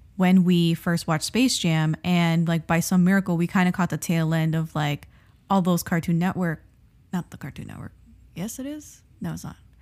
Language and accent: English; South Florida, United States; moved away; we're from South Florida, And we were living in South Florida during his tenure